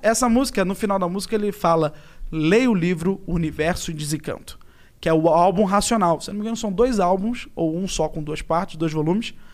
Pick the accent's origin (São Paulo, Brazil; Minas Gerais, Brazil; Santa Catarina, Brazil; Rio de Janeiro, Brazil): Rio de Janeiro, Brazil; Vou pro Brasil, inclusive na Tijuca, onde eu nasci